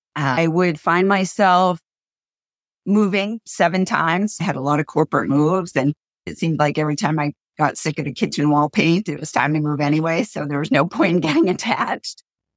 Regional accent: Maine, United States; We are down-to-earth, solid girls from Maine

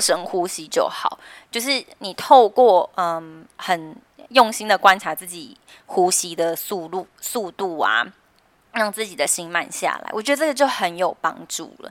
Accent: Taiwan; 我们台湾人

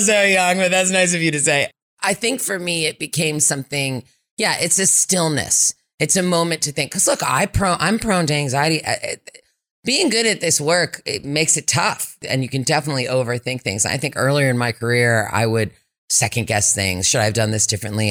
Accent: Berkeley, California, United States; also born or lived in West Africa; I grew up here in Berkeley, so I came home to my hometown

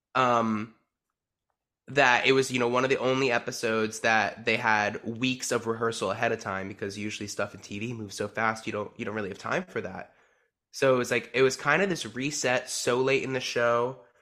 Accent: New Jersey, United States; I am from New Jersey

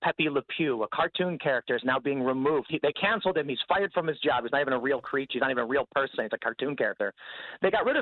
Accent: Chicago, Illinois, United States; I'm from Chicago. I've always been

